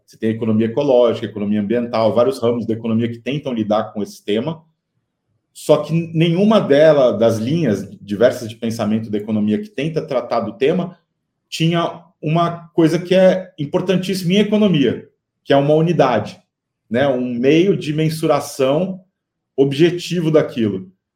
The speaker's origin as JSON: {"language": "Portuguese", "town": "Piracicaba", "region": "São Paulo", "country": "Brazil", "tie": "born or raised there", "also_born_or_lived": "Campinas", "said": "eu nasci em Piracicaba, cresci entre Piracicaba, Campinas, São Paulo"}